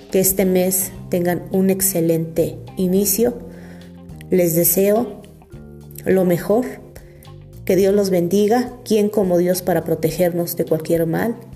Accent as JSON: {"language": "Spanish", "country": "Mexico", "said": "de brindar nuestra mano como mexicanos y apoyarnos."}